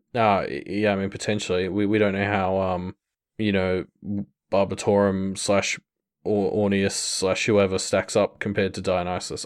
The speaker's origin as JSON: {"language": "English", "country": "Australia", "said": "as an Australian"}